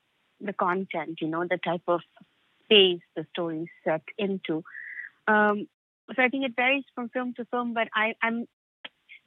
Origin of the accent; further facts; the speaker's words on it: Dhaka, Dhaka Division, Bangladesh; moved away as an adult; growing up in Dhaka